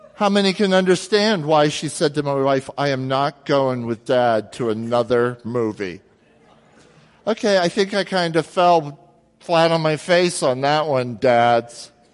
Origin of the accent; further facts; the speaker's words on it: Jersey Shore, New Jersey, United States; I grew up near the Jersey Shore